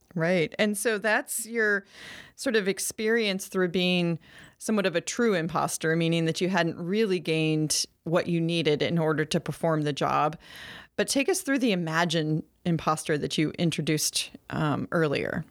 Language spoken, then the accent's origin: English; Maine, United States; Maine, my home state